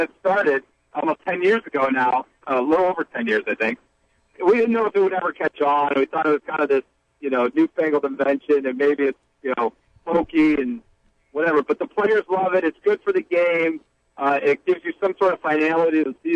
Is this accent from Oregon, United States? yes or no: no; Ohio, United States; moved away; I'm originally from the West, not close, not right near Iowa, but I'm from Ohio.